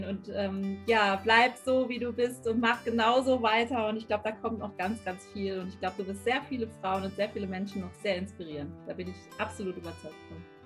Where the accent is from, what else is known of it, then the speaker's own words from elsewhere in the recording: Cologne, North Rhine-Westphalia, Germany; now in Brandenburg, Germany; Ich komme ja auch aus Köln